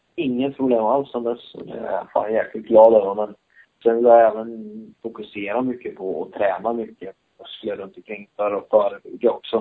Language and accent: Swedish; Sweden; now in Spain; när jag var på USM-nivå hemma i Sverige